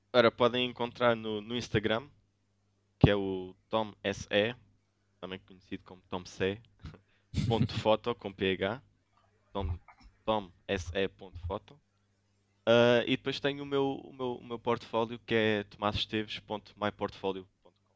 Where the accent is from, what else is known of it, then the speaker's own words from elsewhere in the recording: Algarve, Portugal; also born or lived in São Brás de Alportel; sou do Algarve, neste momento vivo em São Brás de Alportel